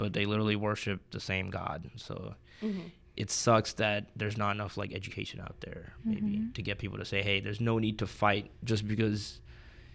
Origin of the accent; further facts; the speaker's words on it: Houston, Texas, United States; I was born in Houston, Texas